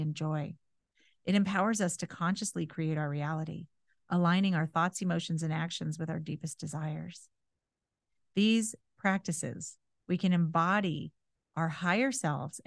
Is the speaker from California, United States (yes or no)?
yes; California, United States; moved away; I grew up in California. I learned to drive in California